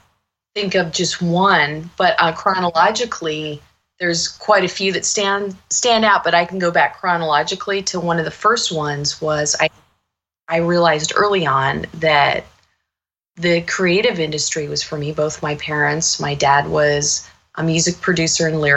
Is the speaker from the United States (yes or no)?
yes; New York City, New York, United States; now in Santa Monica, United States; I'm actually from New York. I was born in Manhattan